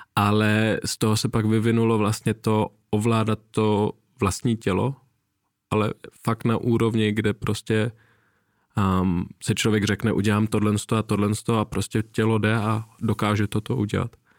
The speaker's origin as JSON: {"language": "Czech", "town": "Nuremberg", "region": "Bavaria", "country": "Germany", "tie": "born or raised there", "moved": "yes", "said": "tenkrát v Norimberku, já jsem se narodil v Německu a žil mm-hmm. jsem tam nějakou dobu"}